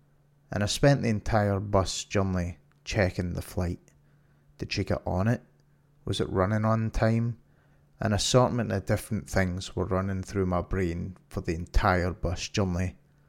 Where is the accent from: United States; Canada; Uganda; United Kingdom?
United Kingdom; Glasgow, Scotland; In June, I was invited to attend a gaming event in my hometown of Glasgow called Insomnia Resonate.